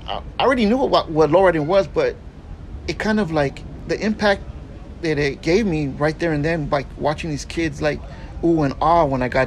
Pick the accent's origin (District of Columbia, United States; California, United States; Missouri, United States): California, United States; Culver City; I grew up in Culver City, was born and raised in Culver City.